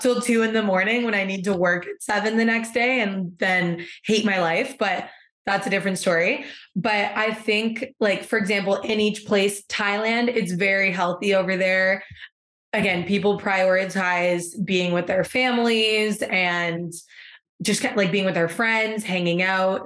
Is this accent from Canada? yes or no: yes; Canada; moved away as an adult; now in Seville, Spain; I may be Canadian